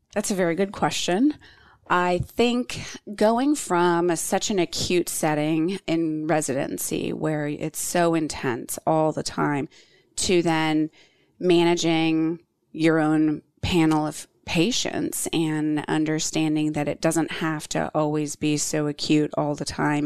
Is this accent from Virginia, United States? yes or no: yes; Virginia Beach, Virginia, United States; moved away as an adult; now in Charlotte, United States; close to where I grew up in Virginia Beach